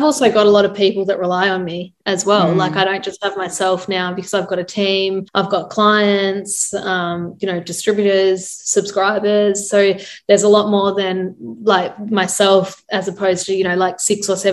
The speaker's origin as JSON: {"language": "English", "country": "Australia", "said": "we are Australian and they love Australians."}